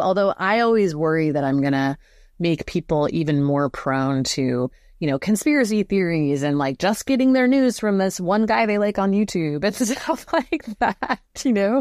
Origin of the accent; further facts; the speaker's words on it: Southern California, United States; I grew up in Southern California, so near the Pacific.